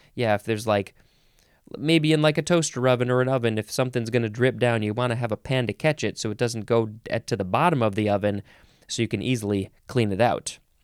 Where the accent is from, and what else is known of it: United States